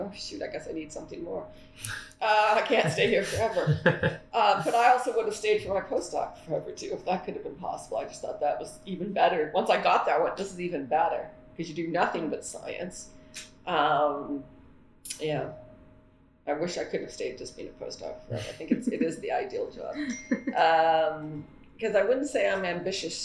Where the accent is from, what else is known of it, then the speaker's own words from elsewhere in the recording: Canada; as a Canadian